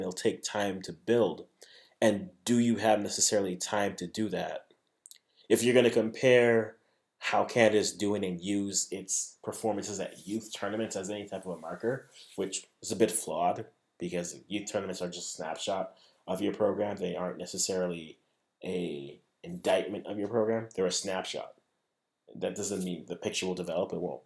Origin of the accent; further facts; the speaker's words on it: Ghana; I'm a Ghanaian